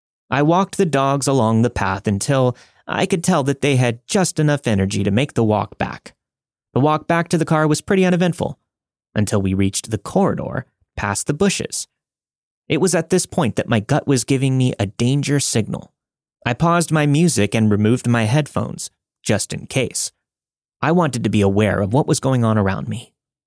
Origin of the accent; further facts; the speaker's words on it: Canada; now in Calgary, Canada; I'm a Canadian living in Calgary, Alberta.